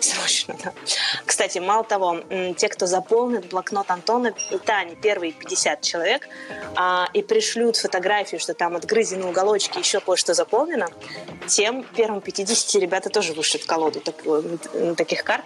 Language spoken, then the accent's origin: Russian; Urals, Russia; moved away; я вообще девушка с Урала